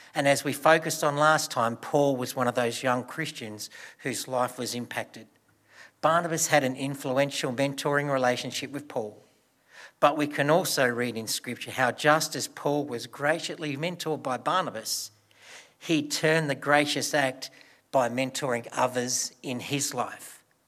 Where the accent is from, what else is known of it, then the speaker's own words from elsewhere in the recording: Broken Hill, New South Wales, Australia; as a child, I grew up in Broken Hill.